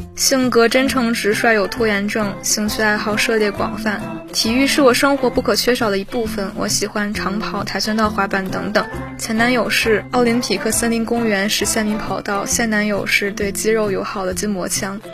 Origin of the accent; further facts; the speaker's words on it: Tai'an, Shandong, China; 山东泰安的考生